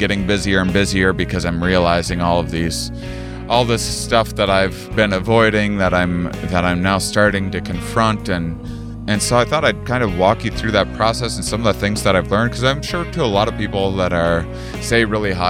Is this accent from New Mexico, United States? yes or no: no; La Crosse, Wisconsin, United States; University of Wisconsin La Crosse in my hometown